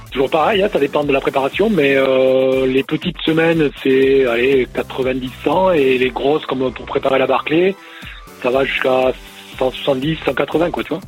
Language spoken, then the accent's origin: French; Toulouse, Occitania, France; je suis d'ici, de Toulouse